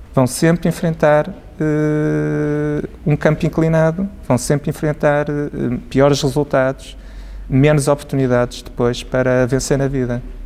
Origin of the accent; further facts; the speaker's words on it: Portugal; enquanto portugueses